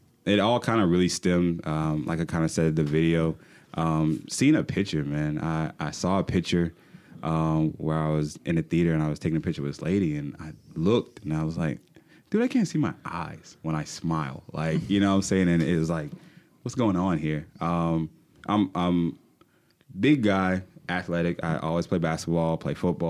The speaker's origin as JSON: {"language": "English", "town": "Charleston", "region": "South Carolina", "country": "United States", "moved": "as an adult", "lives_now": "Fayetteville, United States", "said": "I'm from Charleston, South Carolina. Matter of fact, I moved to Fayetteville about 10 years ago to be a theater manager"}